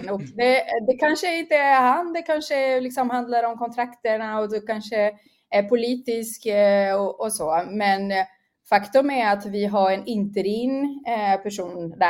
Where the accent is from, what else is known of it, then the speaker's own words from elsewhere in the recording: Rio de Janeiro, Brazil; jag är från Brasilien.